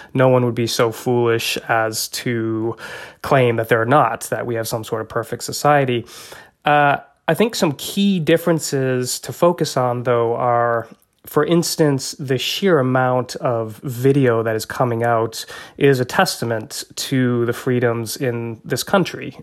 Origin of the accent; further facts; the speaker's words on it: United States; also born or lived in Zambia / Kenya; as an American